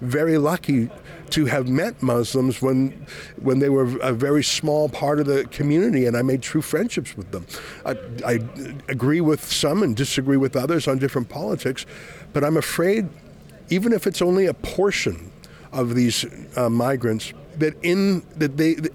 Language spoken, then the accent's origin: English; Calgary, Alberta, Canada; we're both from Calgary originally